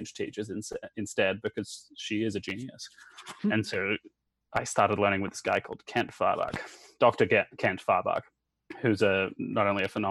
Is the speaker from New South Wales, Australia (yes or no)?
no; Brisbane, Queensland, Australia; moved away as an adult; also born or lived in Santiago, Chile / New York / Connecticut / Florida; now in Arizona, United States; I was born in Brisbane, but then I grew up in Latin America. And then on just before my sixth birthday, we moved back to Australia